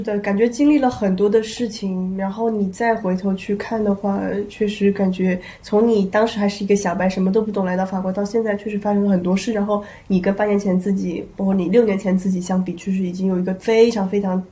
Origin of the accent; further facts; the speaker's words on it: southeast coast, China; moved away as an adult; also born or lived in Sichuan (parents' origin); now in France; 我的父母是从那个香卡卡里面移到了一个，对，东南沿海城市